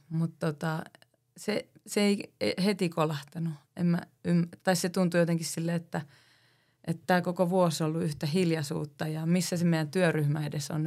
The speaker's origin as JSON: {"language": "Finnish", "town": "Oulu", "region": "North Ostrobothnia", "country": "Finland", "said": "mä oon Oulusta"}